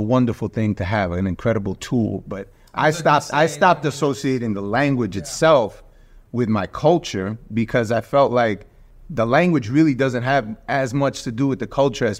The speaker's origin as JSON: {"language": "English", "country": "United States", "tie": "born or raised there", "said": "I'm actually American. Mm-hmm. I was born here."}